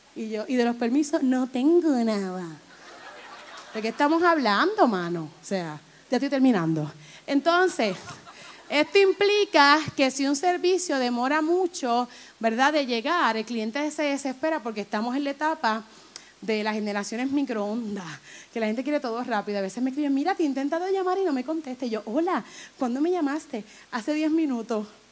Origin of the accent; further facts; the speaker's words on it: Humacao, Puerto Rico; Si yo vivo ahí, yo nací ahí